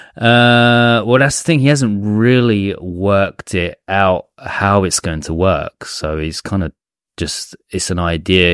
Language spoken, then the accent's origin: English; England, United Kingdom; now in Japan; our home, my home country, England